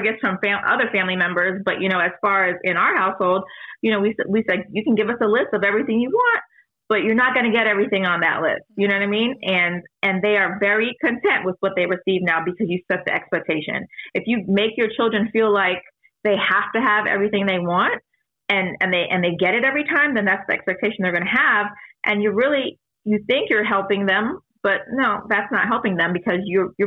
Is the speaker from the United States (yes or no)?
yes; Fort Lauderdale, Florida, United States; I am from Florida. Yes, I was born at Broward General Hospital in Fort Lauderdale, Florida